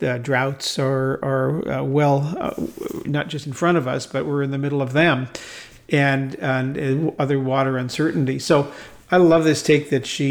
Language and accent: English; United States; I love being an American